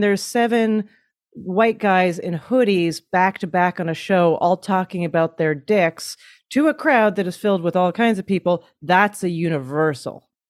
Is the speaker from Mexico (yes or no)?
no; Canada; moved away as an adult; now in United States; As a Canadian